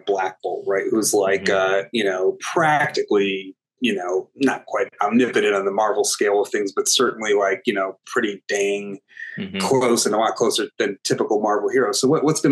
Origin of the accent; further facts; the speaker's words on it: United States; also born or lived in New York; I was raised with a very strong sense of myself as Arab American, as Muslim American